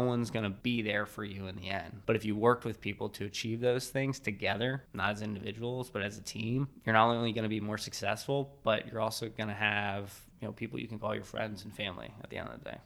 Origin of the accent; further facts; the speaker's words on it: Reading, Pennsylvania, United States; growing up in the Reading area